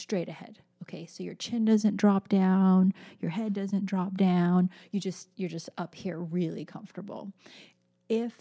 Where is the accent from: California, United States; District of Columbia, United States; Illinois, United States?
California, United States; moved away; I miss my home state so much